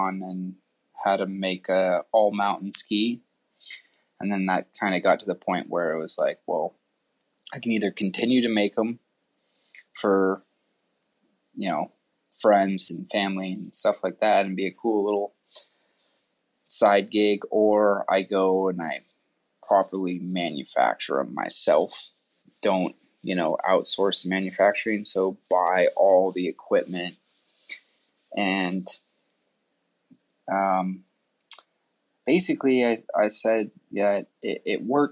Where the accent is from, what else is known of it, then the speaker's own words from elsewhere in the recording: Sun Valley, Idaho, United States; also born or lived in Texas; I'm originally from Sun Valley, Idaho. Been skier all my life.